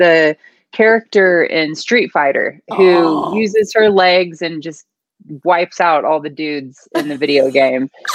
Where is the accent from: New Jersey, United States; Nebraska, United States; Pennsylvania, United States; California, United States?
California, United States; Northern; I grew up a tomboy in Northern California.